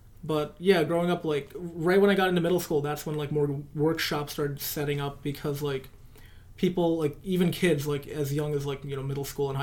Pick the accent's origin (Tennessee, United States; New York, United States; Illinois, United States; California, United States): New York, United States; Brentwood; also born or lived in Queens, New York; the gang violence in the area I grew up in Brentwood was always, like, a very prevalent thing